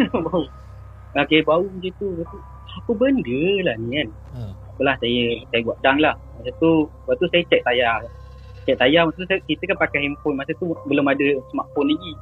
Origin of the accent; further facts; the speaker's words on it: Johor, Malaysia; now in Kuala Lumpur, Malaysia; Berasal dari Johor, menetap di KL.